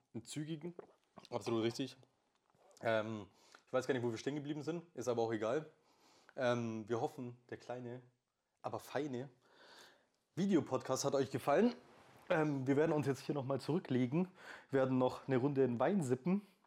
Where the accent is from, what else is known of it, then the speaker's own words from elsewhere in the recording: Swabia, Bavaria, Germany; accent: Augsburgerisch; erstens kommen wir aus Schwaben und nicht aus Bayern